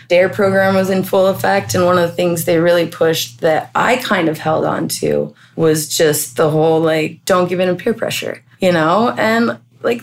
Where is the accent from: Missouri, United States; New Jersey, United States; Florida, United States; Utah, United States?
Utah, United States; moved away as an adult; now in Washington, United States; Growing up in Utah